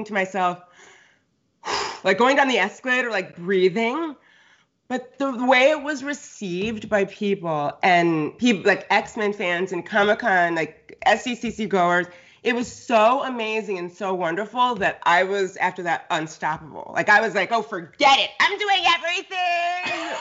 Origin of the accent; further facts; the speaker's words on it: Connecticut, United States; also born or lived in New York / Los Angeles; now in California, United States; I grew up on the East Coast, like Connecticut